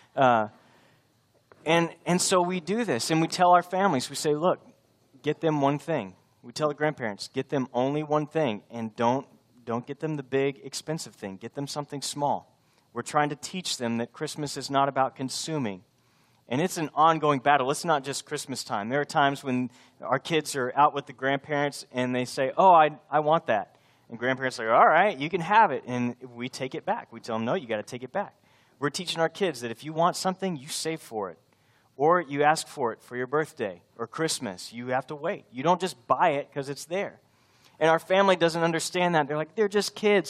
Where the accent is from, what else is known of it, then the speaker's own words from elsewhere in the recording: Texas, United States; I'm from Texas. This is where I belong